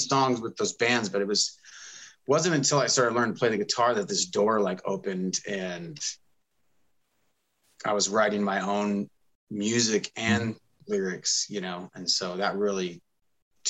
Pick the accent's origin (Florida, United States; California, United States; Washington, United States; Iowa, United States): Washington, United States; Bellevue; I grew up in Bellevue, which is probably one of the other bigger cities now since it's been growing